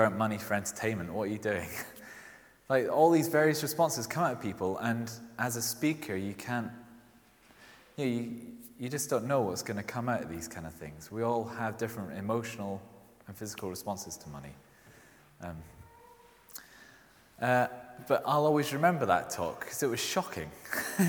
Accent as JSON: {"language": "English", "region": "Scotland", "country": "United Kingdom", "accent": "Scottish", "said": "you might have heard from my accent, I'm Scottish. It doesn't really come out that strong"}